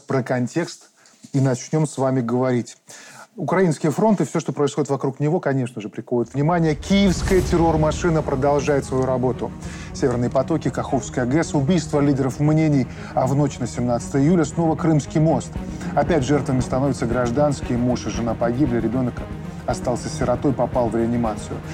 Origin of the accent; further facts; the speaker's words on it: Belarus; мы белорусы